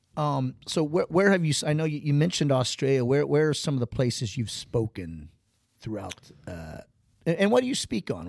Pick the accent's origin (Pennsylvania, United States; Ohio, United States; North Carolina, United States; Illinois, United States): Illinois, United States; Kampsville; I'm from Campsville, Illinois, and that's home of the cougars